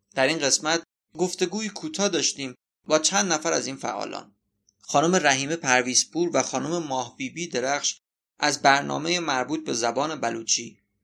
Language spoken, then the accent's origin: Persian; Abadan, Khuzestan, Iran; اصالتا آبادانی هستم